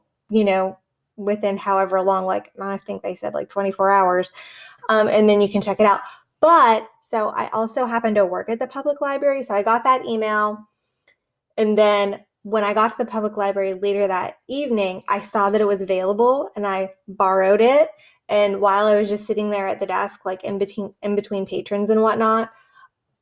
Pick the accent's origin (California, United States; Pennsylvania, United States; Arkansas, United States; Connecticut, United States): Pennsylvania, United States; Pittsburgh; moved away; I'm from Pittsburgh. And so I'm really excited to go back, see some family, see some friends